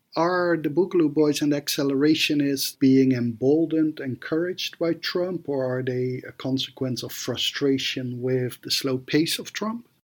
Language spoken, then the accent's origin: English; Athens, Georgia, United States; my hometown of Athens, Georgia